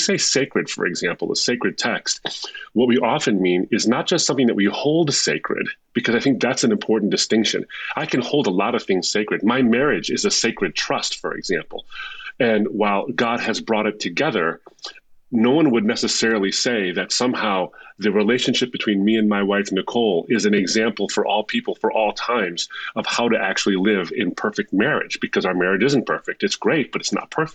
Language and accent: English; United States; I was born in the States, raised as a Muslim